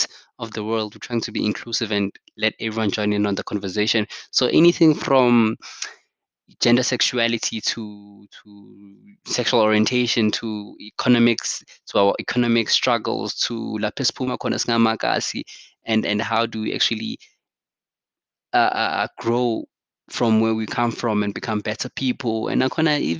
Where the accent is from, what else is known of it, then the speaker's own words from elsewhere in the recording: South Africa; us as South African